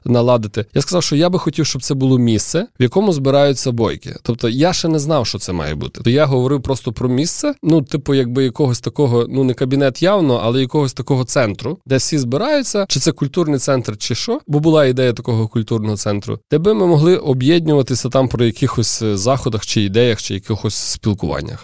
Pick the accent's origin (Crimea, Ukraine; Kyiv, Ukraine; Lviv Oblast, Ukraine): Lviv Oblast, Ukraine; Lviv; я вже народився у Львові